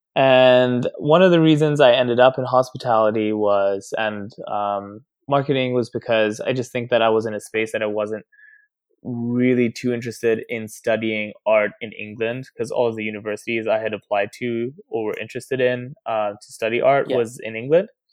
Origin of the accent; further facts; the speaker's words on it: Nairobi, Kenya; now in Brooklyn, United States; I grew up in Nairobi, Kenya